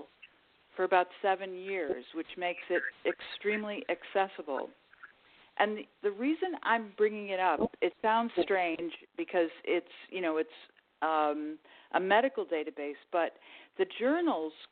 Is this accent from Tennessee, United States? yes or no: no; Buffalo, New York, United States; 2 of us were born in New York. But then, of course, my parents returned to Buffalo when my father, when his time in the Navy was up